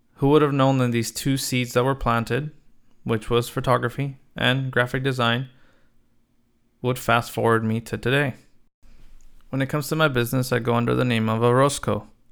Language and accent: English; Los Angeles, California, United States; I was born in Los Angeles, out of a family of five